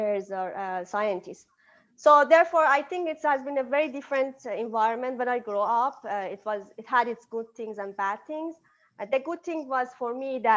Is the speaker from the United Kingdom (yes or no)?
no; Iran; moved away as an adult; now in United States; I'm from Iran, so I basically grew up in an Eastern culture and Eastern educational system